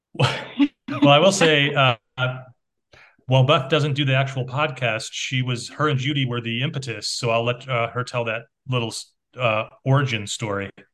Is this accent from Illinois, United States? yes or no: yes; Chicago, Illinois, United States; growing up in Chicago